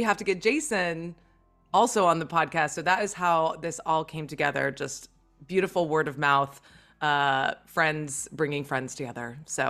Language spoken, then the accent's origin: English; St. Croix, U.S. Virgin Islands; a fellow Caribbean native like me. I'm from St. Croix.